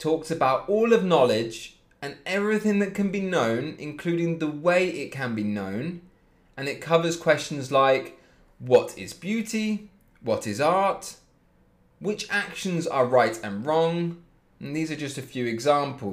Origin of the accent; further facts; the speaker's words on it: Leipzig, Saxony, Germany; I'm from Leipzig myself